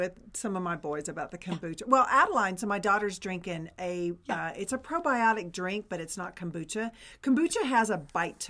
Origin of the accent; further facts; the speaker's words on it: the South, United States; I mean, I'm from the South, so we call it pepper, but it's like pepper.